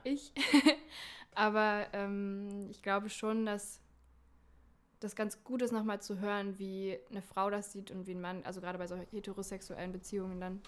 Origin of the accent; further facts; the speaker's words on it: Eberswalde, Brandenburg, Germany; aus Eberswalde, aus meiner Heimatstadt